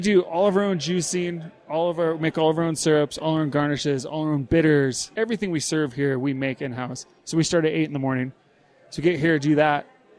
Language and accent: English; Arrowbear Lake, California, United States; I grew up in Arrow Bear Lake, so close to Big Bear.